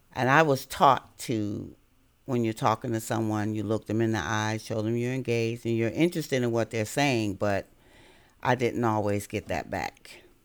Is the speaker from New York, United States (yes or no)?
no; Chicago, Illinois, United States; moved away as an adult; now in Virginia, United States; I was born in Chicago, Illinois, and that's where I attended schools